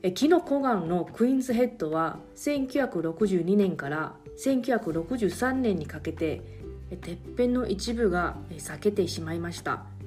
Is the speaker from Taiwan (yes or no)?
yes; Kaohsiung, Taiwan; now in Okinawa, Japan; 私の実家が全く反対側の、えー、台湾の南部、えー、高尾にありますので